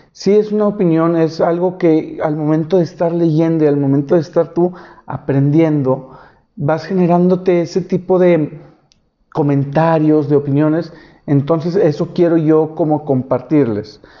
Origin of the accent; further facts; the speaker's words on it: Monterrey, Nuevo León, Mexico; soy de Monterrey.